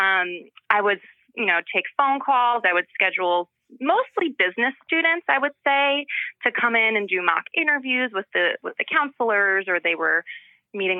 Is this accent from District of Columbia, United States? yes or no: no; Glen Ridge, New Jersey, United States; I grew up here in New Jersey, a little town called Glen Ridge.